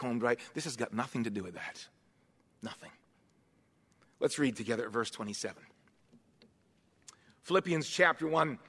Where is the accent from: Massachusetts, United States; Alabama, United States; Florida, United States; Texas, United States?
Massachusetts, United States; moved away; the area that I grew up in Massachusetts